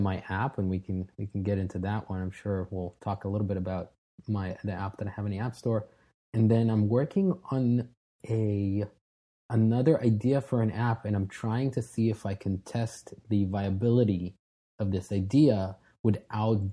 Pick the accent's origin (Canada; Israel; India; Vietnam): Israel; moved away as an adult; now in United States; I was born and raised in Israel, but moved here when I was 21.